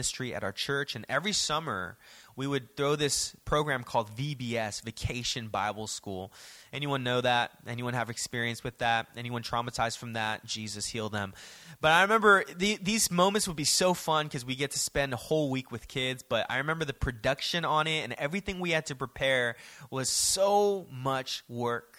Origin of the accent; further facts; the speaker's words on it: Daly City, California, United States; growing up in Daly City